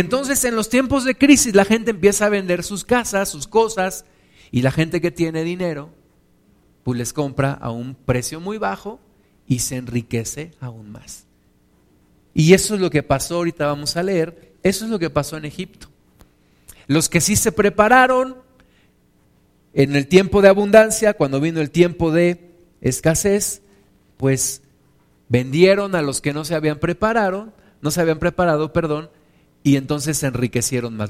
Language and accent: Spanish; Mexico